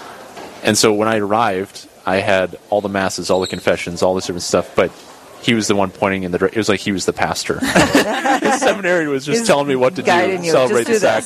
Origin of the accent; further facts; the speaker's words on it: Bismarck, North Dakota, United States; also born or lived in Washington, D.C. / Rome; now in Dickinson, United States; I'm from Bismarck, North Dakota. I grew up there with two lovely parents, three siblings, and went to St. Mary's High School